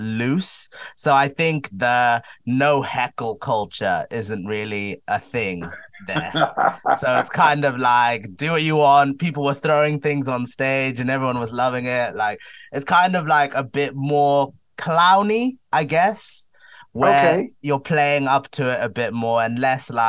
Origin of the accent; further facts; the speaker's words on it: Zimbabwe; now in United Kingdom; I'm from Zimbabwe, so I use it as an opportunity to visit my family as well